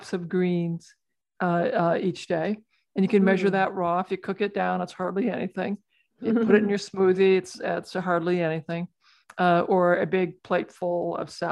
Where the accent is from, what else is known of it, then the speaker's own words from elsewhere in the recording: rural Iowa, United States; I'm a farm kid. I grew up in rural Iowa, milking cows and getting to ride my horse growing up